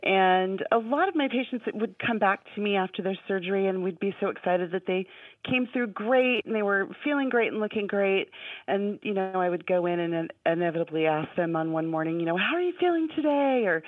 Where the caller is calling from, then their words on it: Anchorage, Alaska, United States; I'm calling from Anchorage, Alaska, and I am so happy to be talking to you guys.